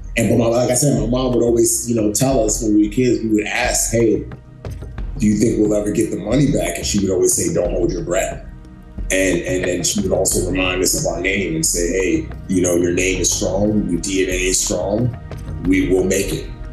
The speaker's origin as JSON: {"language": "English", "town": "New York City", "region": "New York", "country": "United States", "tie": "born or raised there", "also_born_or_lived": "Lagos, Nigeria", "said": "I grew up in the Bronx. I grew up in uh, Bronx, New York City"}